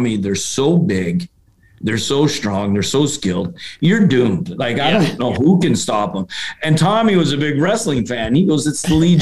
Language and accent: English; Montreal, Quebec, Canada; now in St. Louis, United States; growing up in Montreal